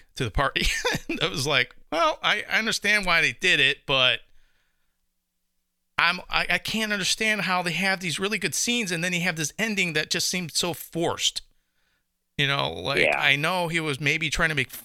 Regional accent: Chicago, Illinois, United States; I'm from Chicago

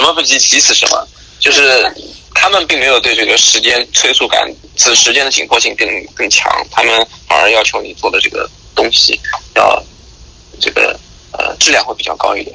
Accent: China; moved away as an adult; 我中国的经历或者是我中国的 呃，学习和工作的经历

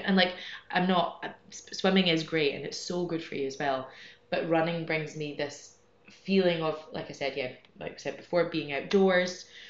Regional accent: Scotland, United Kingdom; moved away as an adult; now in Madrid, Spain; I'm from Scotland originally, but I've been living here in Madrid for about eight years, more or less.

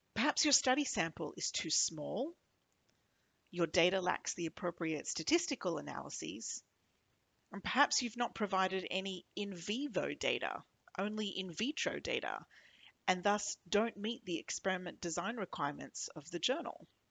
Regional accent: Australia; now in New York, United States; I'm Australian, a microbiologist

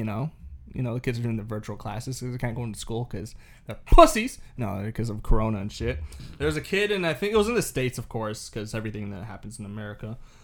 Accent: Wales, United Kingdom; I'm from Wales.

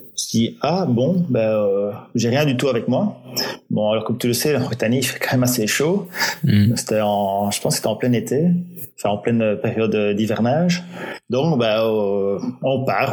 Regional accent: Belgium; je suis belge

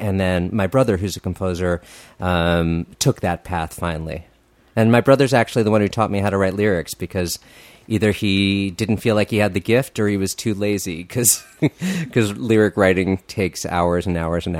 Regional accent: New Jersey, United States; also born or lived in New York; I was born in New York, but my family brought me to South Jersey, where I grew up. And they sort of raised me with the idea that I was being raised in exile from my real homeland, which was New York.

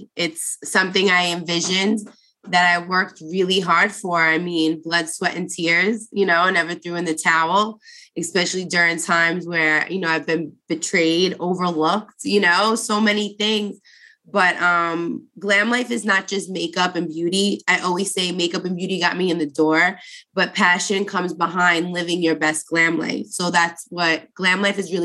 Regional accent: New York City, New York, United States; moved away as an adult; now in New Jersey, United States; I grew up in Brooklyn.

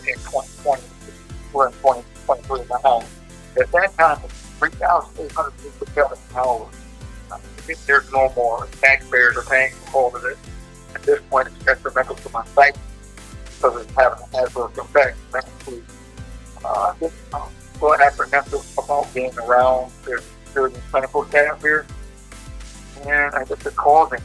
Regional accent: Minneapolis, Minnesota, United States; being African American from North Minneapolis

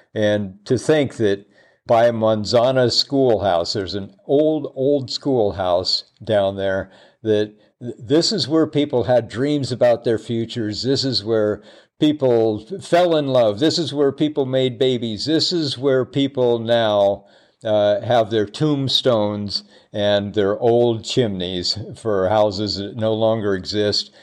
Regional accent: Seattle, Washington, United States; moved away; I grew up in Seattle as well

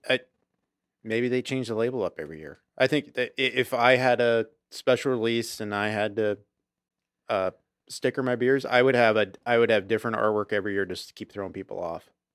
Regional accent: Auburn, United States; we grew up in Auburn

